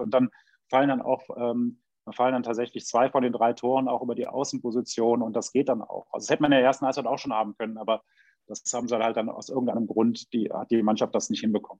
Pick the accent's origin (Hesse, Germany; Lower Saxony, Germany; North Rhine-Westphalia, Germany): North Rhine-Westphalia, Germany; Düsseldorf; ich komme aus Düsseldorf